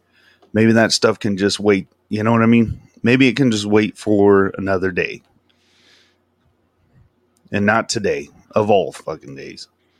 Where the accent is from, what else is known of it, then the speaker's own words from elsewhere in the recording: Del Rio, Texas, United States; Because I'm from Del Rio. It's like an hour away from Uvalde. So, I mean, you know what I mean? It's still Texas